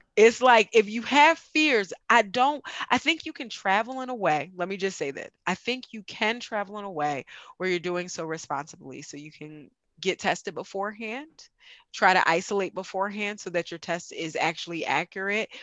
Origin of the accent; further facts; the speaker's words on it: United States; I grew up in America completely